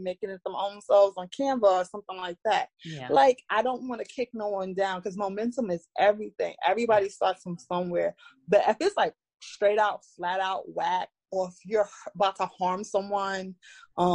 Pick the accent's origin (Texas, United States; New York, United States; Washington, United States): New York, United States; New York City; I'm from Brooklyn, New York. I'm born and raised here and lived here all my life